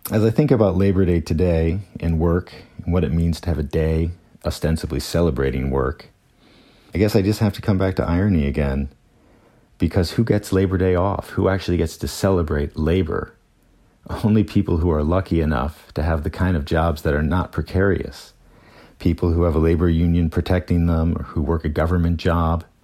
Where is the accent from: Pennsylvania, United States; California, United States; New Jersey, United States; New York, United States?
Pennsylvania, United States; also born or lived in Chicago / Detroit; I was born in Chicago and raised in southern Pennsylvania and outside of Detroit.